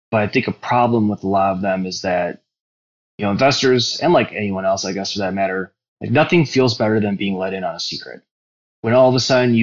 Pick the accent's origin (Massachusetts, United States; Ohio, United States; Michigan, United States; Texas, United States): Ohio, United States; Cleveland; also born or lived in New York City; born and raised in Cleveland, went to Brexel Broadview